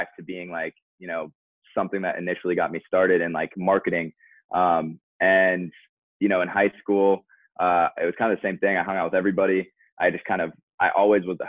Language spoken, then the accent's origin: English; Eden Prairie, Minnesota, United States; now in Orlando, United States; I'm from Eden Prairie